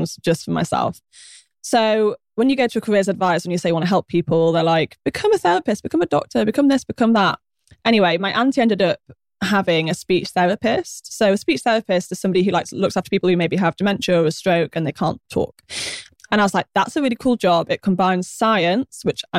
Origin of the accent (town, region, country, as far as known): Yorkshire and the Humber, United Kingdom; born or raised there; also born or lived in Wimbledon, London; now in London, United Kingdom